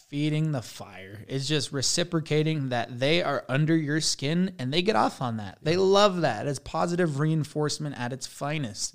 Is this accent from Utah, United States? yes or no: yes; Blanding, Utah, United States; I'm from Blanding, Utah